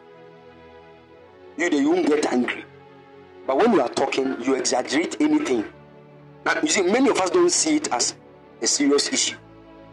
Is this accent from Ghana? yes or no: yes; Kumasi, Ashanti, Ghana; moved away as an adult; now in Cape Coast, Ghana; I was born bred dead in Kumasi